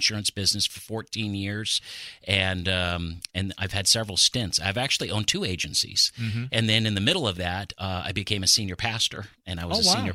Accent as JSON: {"language": "English", "region": "Pacific Northwest", "country": "United States", "tie": "born or raised there", "said": "I'm basically born and raised in the Pacific Northwest"}